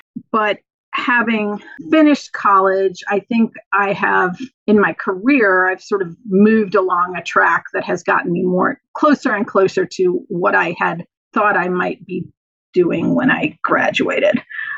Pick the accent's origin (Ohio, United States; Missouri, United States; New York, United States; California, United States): Missouri, United States; St. Louis; moved away as an adult; now in Carrboro, United States; I grew up in St. Louis, Missouri. I went to a high school that was somewhat bigger than Carleton, not enormous, but somewhat bigger, but also very conservative, a very conservative area.